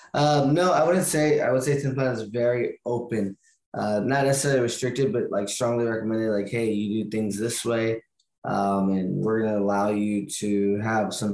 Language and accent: English; Sacramento, California, United States; I'm originally from Sacramento